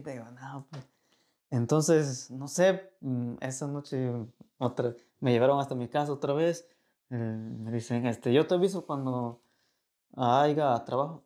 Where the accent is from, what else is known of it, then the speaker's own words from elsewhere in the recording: Veracruz, Mexico; moved away as an adult; also born or lived in Monterrey; now in United States; Yo soy de Veracruz y sé de dónde vengo.